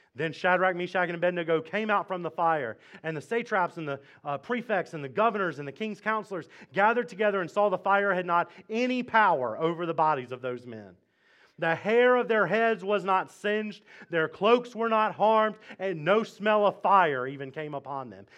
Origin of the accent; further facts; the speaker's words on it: Mississippi, United States; now in Fredericksburg, United States; I'm from Mississippi